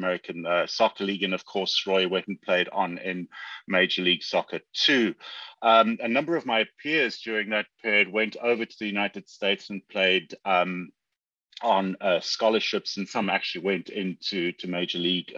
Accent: South Africa; moved away; I'm South African. I grew up in apartheid South Africa

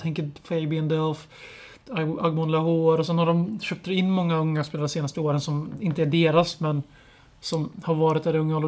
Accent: Lidköping, Västra Götaland, Sweden; jag är uppväxt i Lidköping och har mina rötter i Stockholm.

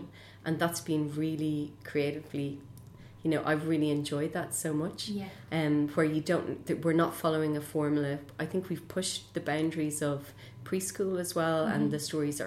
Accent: Ireland

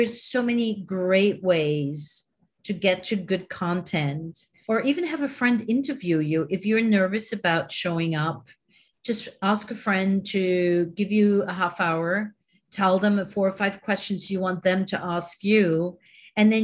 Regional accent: Switzerland; now in New York, United States; I'm originally from Switzerland

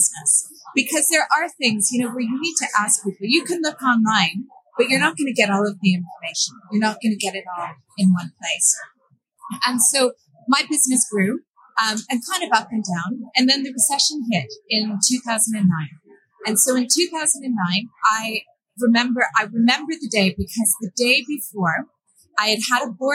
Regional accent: Canada; moved away as an adult; also born or lived in Brussels / Stockholm / Belgrade / London; I grew up in Canada.

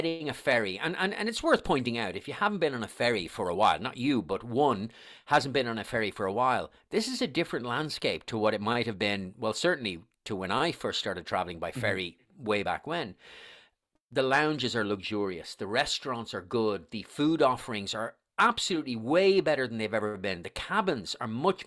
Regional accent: Dublin, Leinster, Ireland; accent: Irish; moved away; you obviously can tell from my accent that I'm Irish

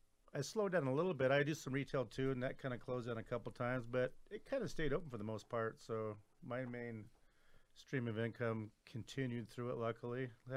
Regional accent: Southern Oregon, United States; moved away; also born or lived in Crescent City, California; right at the California Oregon border, the Crescent City side, then over on the Oregon side, okay. Southern Oregon, kind of.

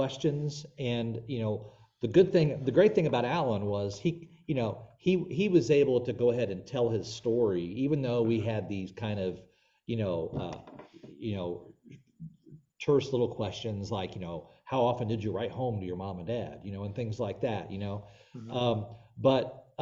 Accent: Palmyra, Illinois, United States; moved away as an adult; also born or lived in Bartlesville, Oklahoma; All my life, I grew up in the really small town of Palmyra, Illinois

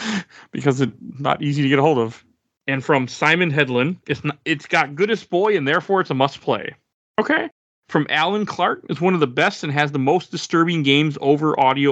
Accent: Malaysia; English is a second language; I always bring my dictionary because I don't understand some English words because I'm Malaysian.

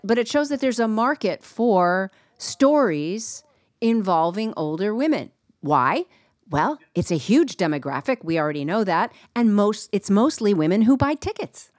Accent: East Coast, United States; I grew up on the East Coast

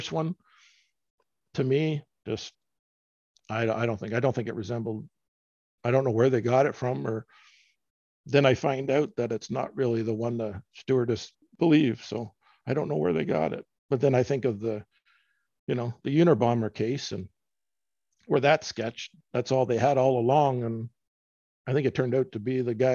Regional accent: Canada; I'm from Canada

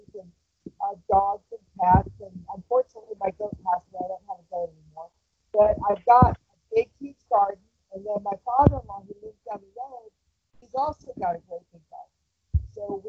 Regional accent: Texas, United States; I'm from Texas

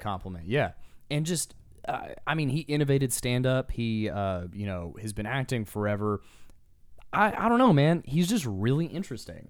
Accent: Texas, United States; as Texans

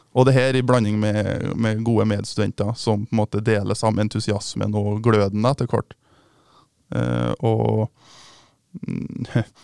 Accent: Mosvik, Trøndelag, Norway; moved away as an adult; now in Bergen, Norway; Jeg kommer da fra Mossvik, som er ei lita bygd et par timer utenfor Trondheim

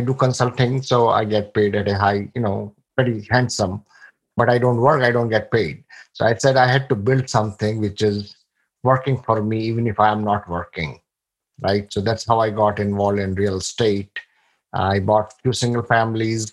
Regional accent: India; moved away as an adult; now in United States; I come from India. I came here in 1998 in January with $150 in my pocket

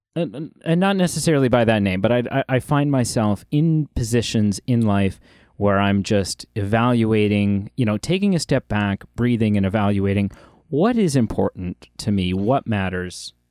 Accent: Ontario, Canada; as a Canadian, um, and specifically as an Ontarian

